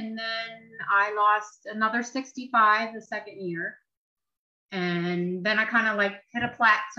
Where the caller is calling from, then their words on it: Chambersburg, Pennsylvania, United States; I'm calling from a small town in Pennsylvania called Chambersburg.